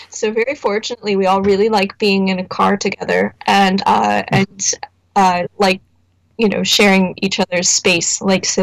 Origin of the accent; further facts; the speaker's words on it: Indianapolis, Indiana, United States; we're from Indianapolis.